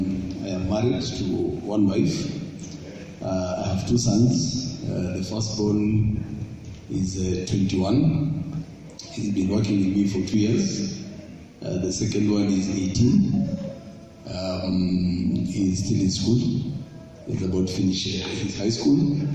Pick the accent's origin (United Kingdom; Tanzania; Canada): Tanzania; now in Nairobi, Kenya; How did I grow up? I grew up in Shanks. I was born in Tanzania. So I came to Nairobi in 1985.